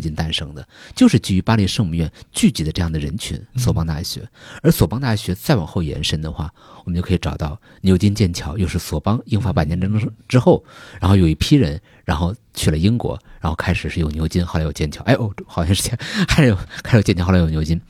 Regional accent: Tianjin, China; 我是天津人

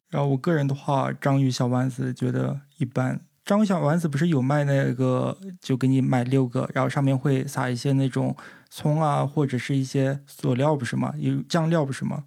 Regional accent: northern China, China; now in Japan; 因为我作为一个北方人，吃海鲜是非常难能可贵的

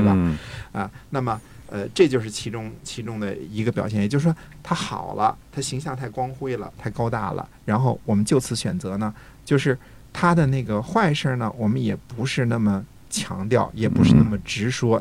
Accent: China

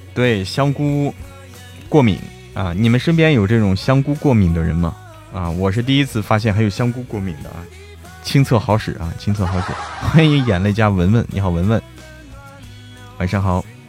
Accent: Hebei, China; also born or lived in Guangdong; now in Chengdu, China; 我是河北人

